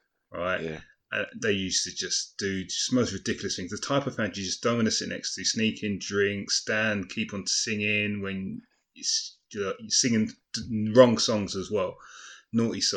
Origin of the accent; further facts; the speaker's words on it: London, United Kingdom; I grew up in Hackney